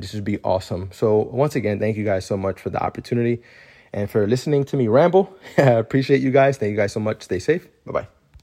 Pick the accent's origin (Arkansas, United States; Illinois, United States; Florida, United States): Florida, United States; Miami; moved away as an adult; now in Central Florida, United States; we moved from Miami, which we were practically raised there for twenty-six years